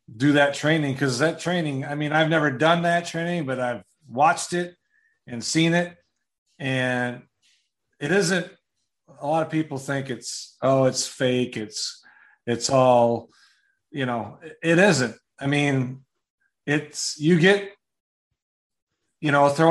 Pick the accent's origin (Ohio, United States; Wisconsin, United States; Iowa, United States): Wisconsin, United States; I'm from Wisconsin